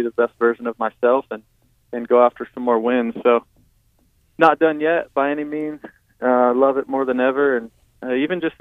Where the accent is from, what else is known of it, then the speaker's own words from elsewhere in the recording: Fort Dodge, Iowa, United States; now in Charlotte, United States; Growing up in Fort Dodge